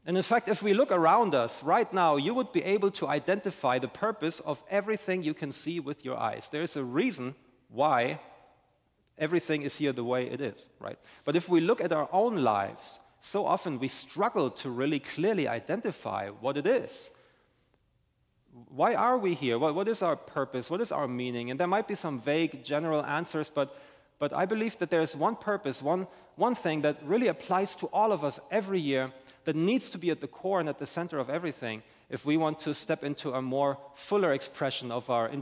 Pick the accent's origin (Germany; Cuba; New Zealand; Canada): Germany; now in St. Augustine, United States; I'm originally from Germany